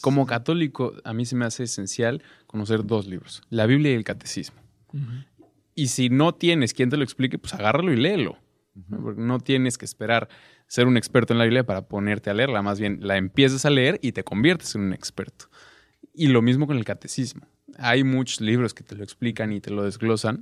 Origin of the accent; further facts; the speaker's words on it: Cuernavaca, Morelos, Mexico; en Cuernavaca, de donde yo soy